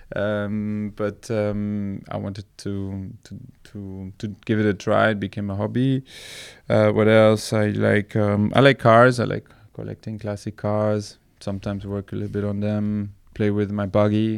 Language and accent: English; Belgium; I grew up in Belgium